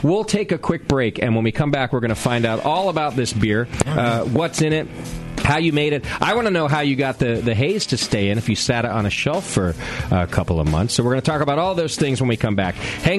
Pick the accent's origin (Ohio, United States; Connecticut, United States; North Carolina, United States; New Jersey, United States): Connecticut, United States; born or raised there; moved away